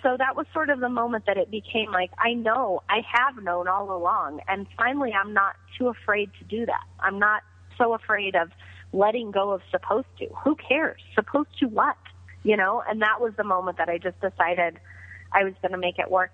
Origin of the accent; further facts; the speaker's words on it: Greeley, Colorado, United States; serving at a small pizza restaurant called Roma's in Greeley, my hometown